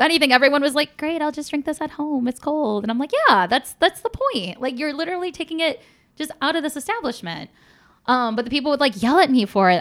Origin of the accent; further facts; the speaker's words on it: Polish Detroit area, Michigan, United States; my hometown